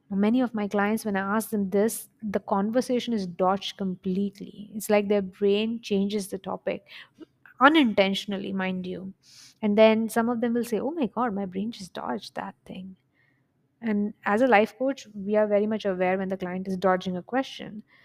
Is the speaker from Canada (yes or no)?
no; India; now in United Arab Emirates; I'm an Indian by origin. We live in U A E, Middle East, and I go home, like, my family is in India